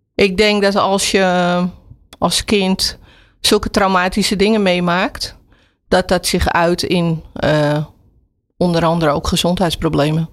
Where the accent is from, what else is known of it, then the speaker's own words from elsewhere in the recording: Amsterdam, North Holland, Netherlands; Ik ben opgegroeid in Slotenvaart, Amsterdam Slotenvaart